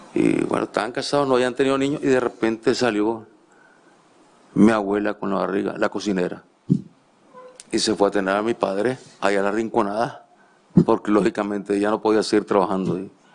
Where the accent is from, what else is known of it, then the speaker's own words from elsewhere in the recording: La Libertad, Chontales, Nicaragua; yo nací en La Libertad, Chontales